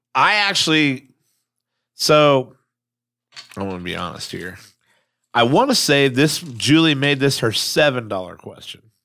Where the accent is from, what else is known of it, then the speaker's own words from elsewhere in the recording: Lincoln Village, Ohio, United States; I grew up in Lincoln Village